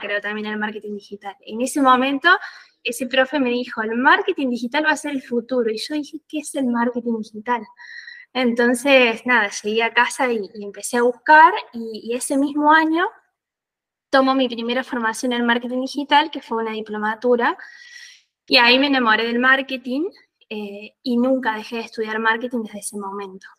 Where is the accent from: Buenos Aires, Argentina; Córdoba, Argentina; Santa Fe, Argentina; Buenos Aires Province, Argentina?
Córdoba, Argentina; Bell Ville; moved away as an adult; also born or lived in Villa General Belgrano, Argentina; now in Italy; vivía un poco en Belville, que es de donde soy